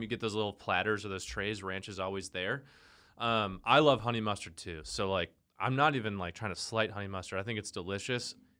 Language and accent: English; the North, United States; I grew up in the North and we loved queso